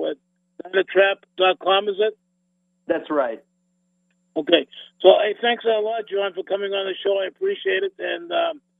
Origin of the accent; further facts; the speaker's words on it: East Coast, United States; I'm from the East